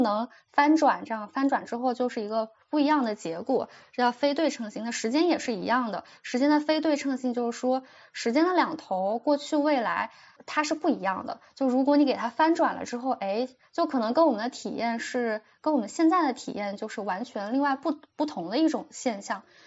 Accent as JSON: {"language": "Chinese", "country": "China", "said": "我们中国人从小背的那很多诗词呀"}